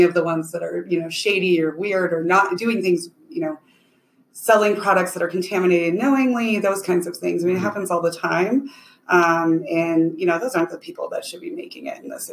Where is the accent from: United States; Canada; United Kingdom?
United States; Colorado; I grew up in Colorado